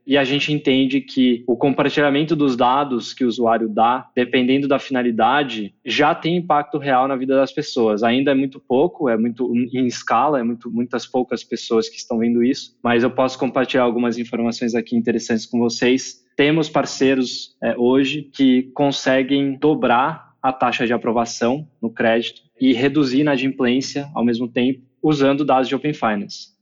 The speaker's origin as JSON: {"language": "Portuguese", "country": "Brazil", "tie": "born or raised there", "also_born_or_lived": "United States / China", "said": "eu cresci aqui no Brasil, mas eu fui fazer faculdade nos Estados Unidos"}